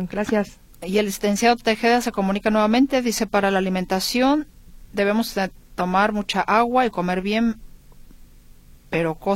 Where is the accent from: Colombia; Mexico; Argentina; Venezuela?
Mexico; Guadalajara, Jalisco; born there; Yo nací en Guadalajara y era muy bonita.